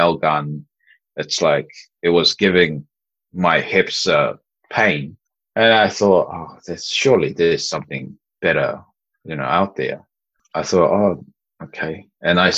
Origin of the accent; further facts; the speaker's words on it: New Zealand; growing up in New Zealand